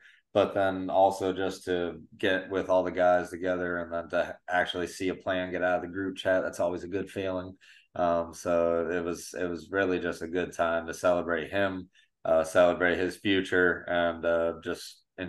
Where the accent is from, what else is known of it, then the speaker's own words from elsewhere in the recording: Florida, United States; I'm from Florida, man. It's flat and there's water.